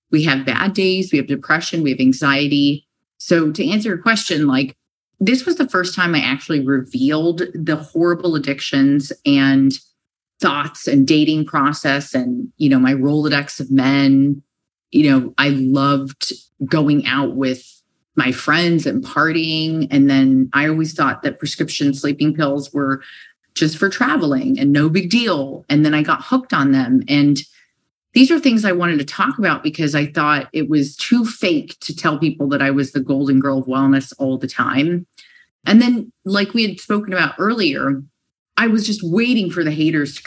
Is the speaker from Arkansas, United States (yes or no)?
no; San Diego, California, United States; now in New York City, United States; you say like and dude and oh my God, because I'm from San Diego and that's what we say